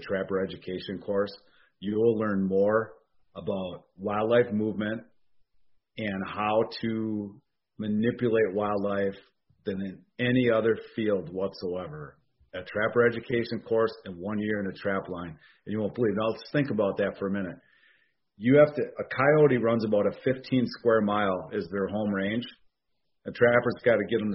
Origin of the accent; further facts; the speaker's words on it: Oshkosh, Wisconsin, United States; now in Fond du Lac, United States; I'm in Fond du Lac, Wisconsin, born in Oshkosh, Wisconsin